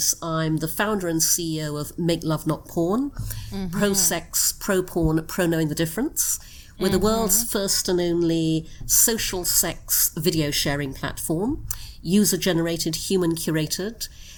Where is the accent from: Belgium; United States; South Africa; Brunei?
Brunei; also born or lived in United Kingdom; I was born in the UK, but when I was six, we moved to Brunei in Borneo. So I grew up in Brunei.